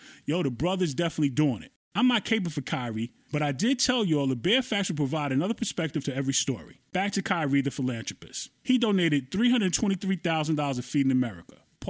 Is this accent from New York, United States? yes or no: yes; Brooklyn, New York, United States; my hometown, Brooklyn, New York